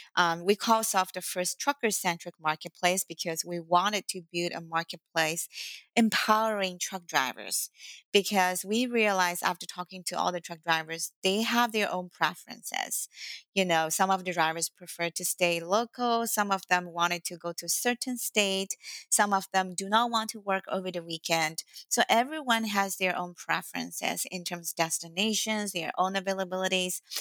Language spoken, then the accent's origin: English; Shanghai, China; English is a second language; moved away as an adult; now in United States; English is not my first language and uh, um, I was born in Shanghai, China. So I speak both Mandarin Chinese and Shanghainese and a little bit Cantonese